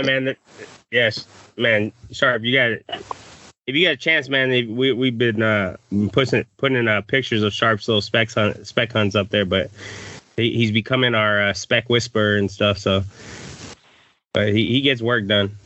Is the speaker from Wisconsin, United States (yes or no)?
no; Texas, United States; I grew up in Texas